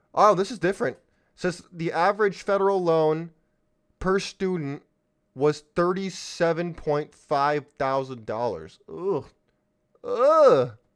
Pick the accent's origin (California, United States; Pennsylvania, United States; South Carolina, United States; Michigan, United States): California, United States; San Diego, California, my home state